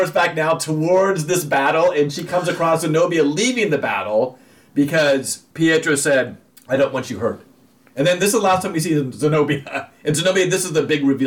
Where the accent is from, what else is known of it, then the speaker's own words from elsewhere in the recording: Southern California, United States; I grew up here in Southern California